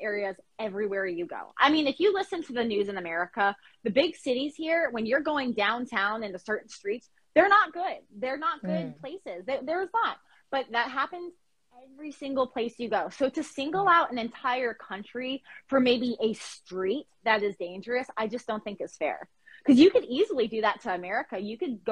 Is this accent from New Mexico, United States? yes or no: yes; New Mexico, United States; moved away; also born or lived in Florida; I'm not exactly from Florida, I'm from New Mexico.